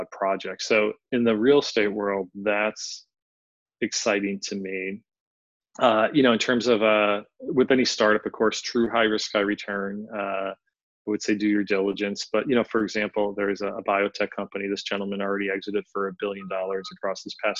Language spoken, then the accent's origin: English; Philadelphia, Pennsylvania, United States; I'm from Philly, so spirit of brotherly love here